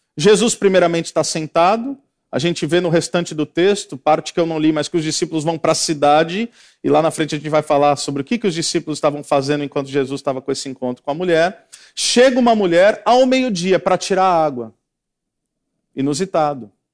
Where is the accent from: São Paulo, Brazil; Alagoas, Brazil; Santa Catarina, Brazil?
São Paulo, Brazil; now in Paraná, Brazil; Eu que sou paulista, moro no Paraná